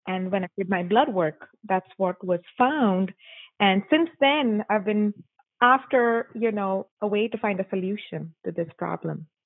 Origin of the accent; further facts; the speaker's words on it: Mumbai, Maharashtra, India; moved away as an adult; I am born and raised in Mumbai, India